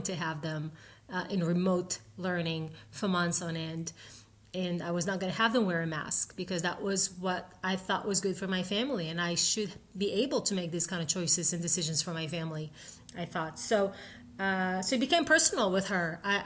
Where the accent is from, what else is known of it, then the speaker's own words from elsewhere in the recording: Israel; I grew up in Israel